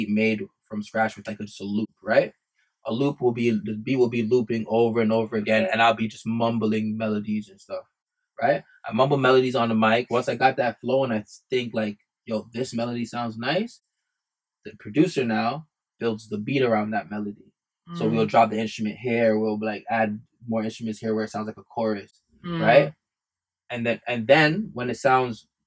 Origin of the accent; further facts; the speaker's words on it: Canada; first language English; I grew up as a Canadian. Like, you know, English is my first language